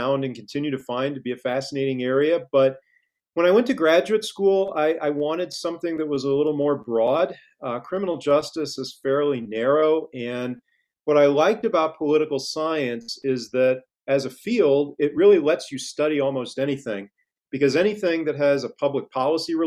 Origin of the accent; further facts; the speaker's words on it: Cape Girardeau, Missouri, United States; moved away as an adult; also born or lived in St. Louis, Missouri; now in Christiansburg, United States; I grew up in the Midwest in a small town in Missouri called Cape Girardeau, right on the Mississippi River, about 2 hours south of St. Louis